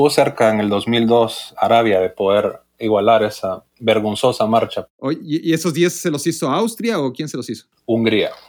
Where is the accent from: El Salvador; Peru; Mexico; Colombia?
El Salvador; El Salvador, acá en Centroamérica.